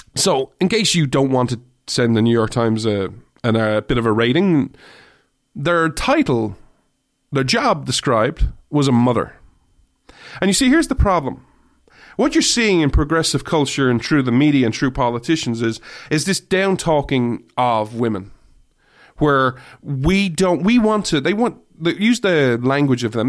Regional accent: Ireland; I say this as an Irish person who doesn't really drink

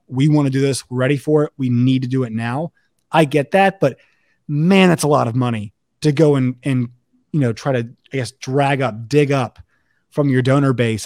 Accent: Virginia, United States; I am not from Texas. I am from Virginia.

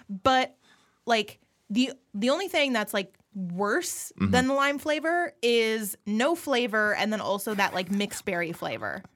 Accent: Midwest, United States; I was raised by lesbians in the Midwest

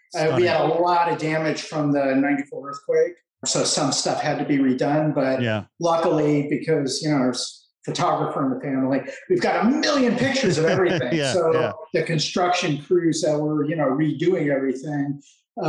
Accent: Los Angeles, California, United States; fifth generation Angeleno

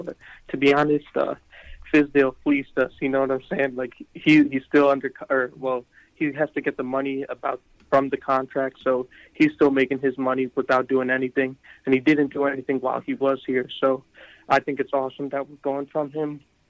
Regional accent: Connecticut, United States; I'm from Connecticut.

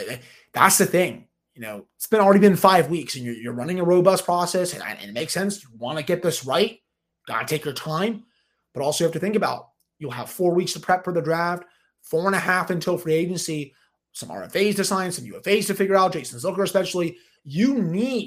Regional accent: Philadelphia, Pennsylvania, United States; I was born in Philly

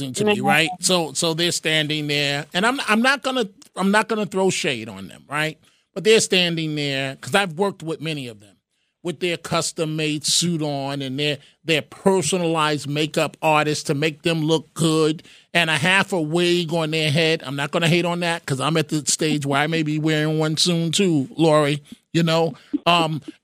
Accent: New York City, New York, United States; I was born in Mount Sinai Hospital, right there at 98th and Madison, whatever it is, on the east side

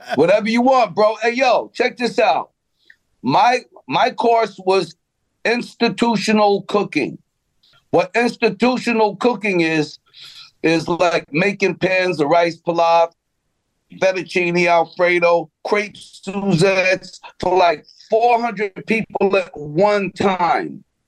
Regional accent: Roosevelt, New York, United States; I grew up in Roosevelt, and when I was in Roosevelt High School

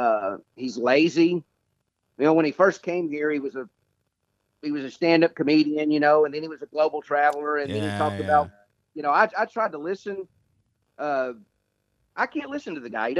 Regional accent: Chattanooga, Tennessee, United States; I was born and reared in Chattanooga, Tennessee

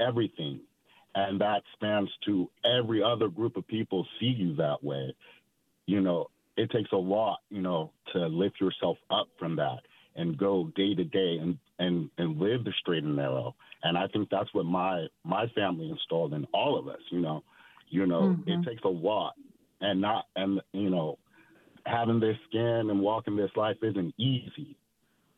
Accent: California, United States; I'm from California. I'm a California native

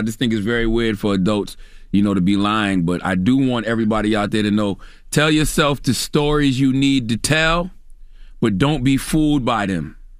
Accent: South Carolina, United States; being that I live in America, and I'm from South Carolina, and I lived through the Trump era.

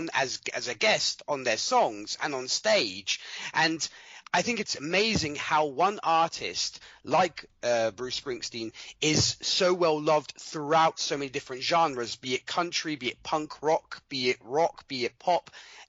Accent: Milan, Lombardy, Italy; I'm from Milan, Italy. I was born and raised here, though my accent might say different. But yes, I was born and raised over here in Italy. Lived here all my life.

